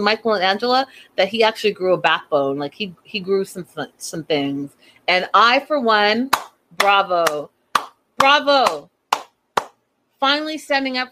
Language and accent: English; Canada; as a Canadian